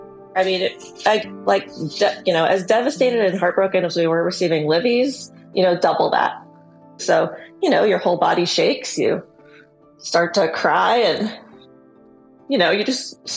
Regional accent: Phoenix, Arizona, United States; I'm from Phoenix, Arizona.

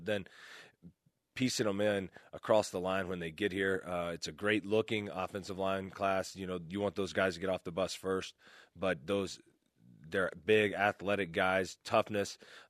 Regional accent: Alabama, United States; I'm from Alabama, ready. There's other parts of the country. You know, we have geography there.

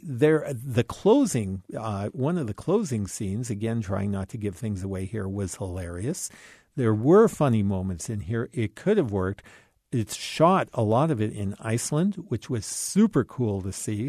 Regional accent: Canada; as a Canadian

